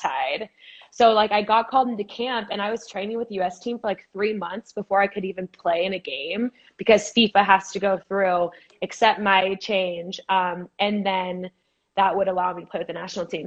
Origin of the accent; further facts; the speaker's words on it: Boise, Idaho, United States; moved away as an adult; also born or lived in California; I'm from Boise, Idaho